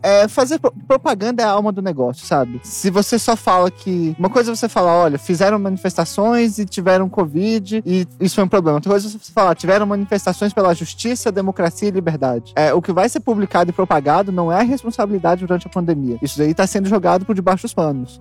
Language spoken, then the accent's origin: Portuguese; Brasília, Federal District, Brazil; moved away as an adult; now in São Paulo, Brazil; a minha cidade natal